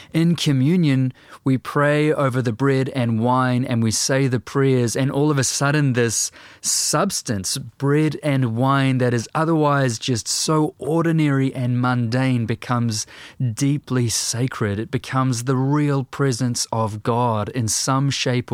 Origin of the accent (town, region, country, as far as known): New Zealand